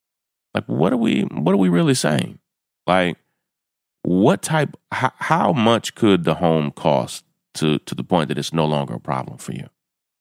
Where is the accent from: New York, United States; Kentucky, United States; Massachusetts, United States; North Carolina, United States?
Kentucky, United States; And, you know, I'm from the South. I'm from Kentucky.